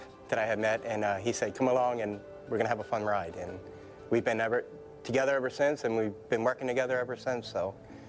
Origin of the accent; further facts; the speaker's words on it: East Coast, United States; moved away as an adult; also born or lived in Maryland; now in Las Vegas, United States; I had a mental episode when I was in Maryland. I'm from the East Coast.